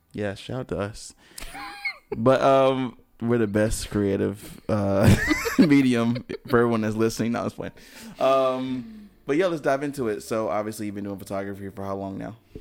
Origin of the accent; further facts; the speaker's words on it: High Point, North Carolina, United States; I'm from High Point, which is kind of a smaller city